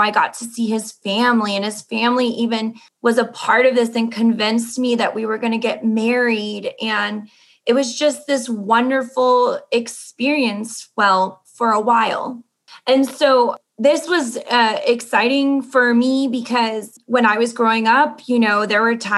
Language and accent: English; Mexico City, Mexico; I am from Mexico City and I am 28 years old.